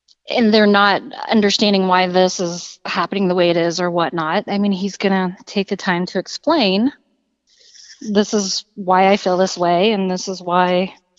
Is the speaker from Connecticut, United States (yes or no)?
no; Kentucky, United States; moved away as an adult; now in Muncie, United States; I'm from Kentucky